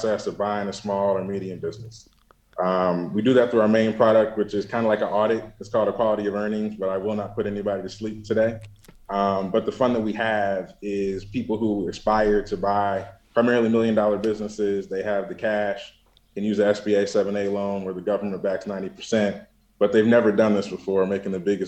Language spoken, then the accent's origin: English; Saline, Michigan, United States; also born or lived in Detroit, Michigan / Ann Arbor, Michigan; born in Detroit, grew up in Ann Arbor or a city called Saline just outside